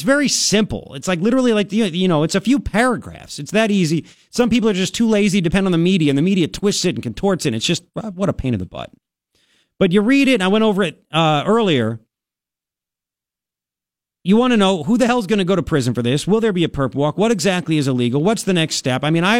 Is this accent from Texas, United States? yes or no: no; Commack, New York, United States; I'm from Long Island also.